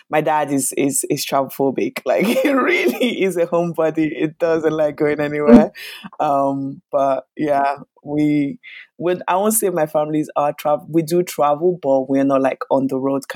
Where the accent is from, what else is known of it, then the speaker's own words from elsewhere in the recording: Lagos, Nigeria; now in London, United Kingdom; I was born in Lagos, Nigeria, and I am currently based in London.